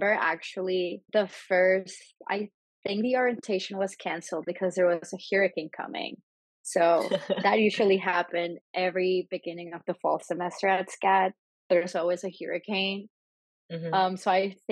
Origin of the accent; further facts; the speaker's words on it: Panama; English is a second language; moved away as an adult; now in United States; I was born and raised in Panama. And then in 2017, I started college and moved to the U.S. and have been living here ever since